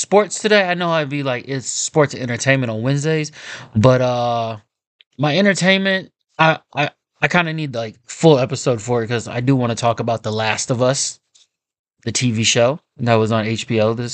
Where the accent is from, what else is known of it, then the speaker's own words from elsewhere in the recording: Kansas City, United States; I'm from Kansas City. We don't have an NBA team.